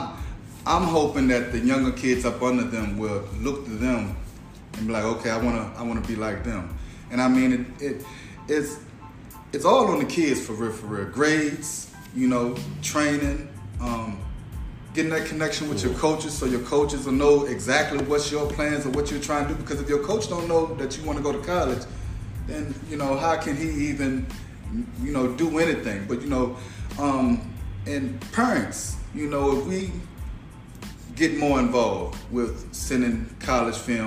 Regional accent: Essex County, Virginia, United States; I'm from Essex.

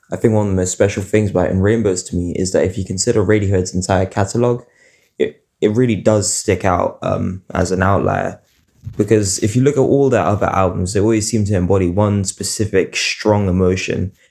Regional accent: Guadalajara, Jalisco, Mexico; Hi, I'm … from Guadalajara, Mexico.

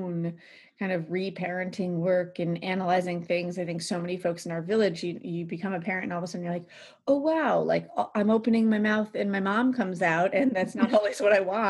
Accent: United States; I grew up near Ohio

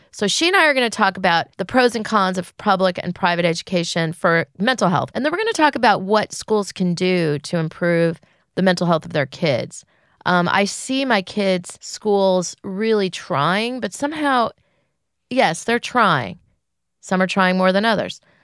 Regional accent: California, United States; I grew up in California.

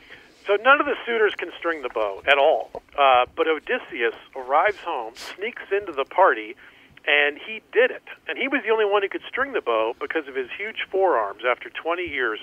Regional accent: Atlanta, Georgia, United States; born or raised there; also born or lived in Florida

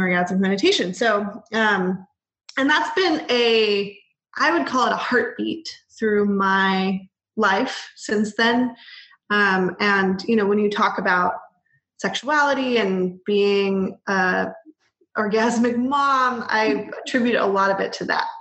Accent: Bay Area, California, United States; I was raised in the Bay Area.

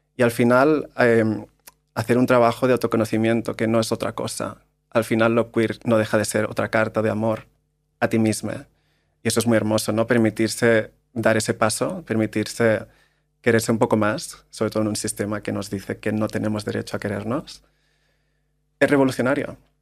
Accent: Maresme, Barcelona, Catalonia, Spain; moved away as an adult; also born or lived in London; yo vengo de un pueblo del Maresme, en Barcelona

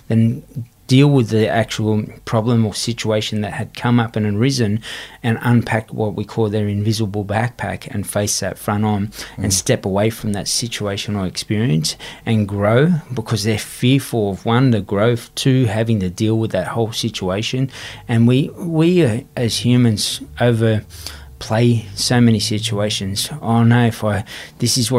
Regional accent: Sydney, New South Wales, Australia; young kid growing up on Everly Street

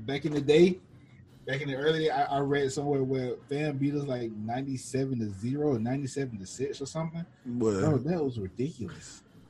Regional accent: Albany, Georgia, United States; I'm from Albany, so I grew up on Albany State, too.

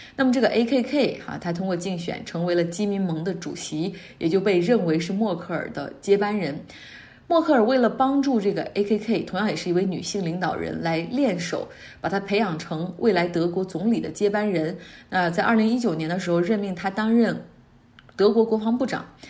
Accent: Harbin, Heilongjiang, China; also born or lived in Beijing; now in United States; 之前在北京，我也是外地人，而那个遥远的家乡哈尔滨，我离开已经太久太久，久到已经没有办法回去，久到已经对那个城市所有的记忆都停留在二十一世纪之前，久到找不到自己之前的家，因为那个地方现在已经新建了很多建筑，我已经完全不认识了。我知道自己的根在那儿

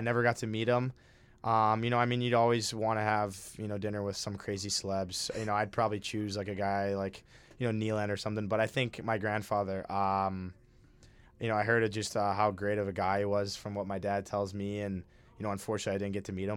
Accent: Minnesota, United States; I'm from Minnesota

